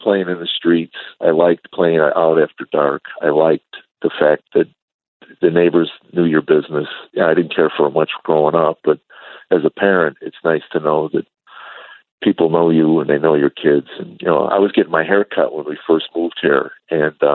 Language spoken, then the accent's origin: English; suburbs of Chicago, Illinois, United States; I grew up actually in the suburbs of Chicago, a small town